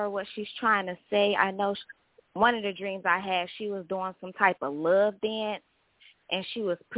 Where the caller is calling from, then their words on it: Detroit, Michigan, United States; I'm calling from Detroit.